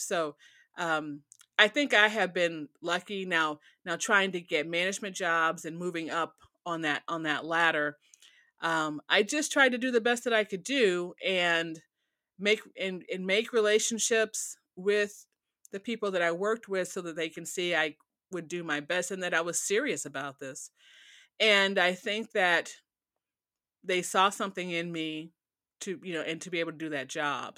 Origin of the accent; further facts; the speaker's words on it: Chicago, Illinois, United States; moved away as an adult; also born or lived in Gary / Dallas / Detroit / Austin; now in Oklahoma, United States; I grew up in Chicago, I worked in Gary, which was nearby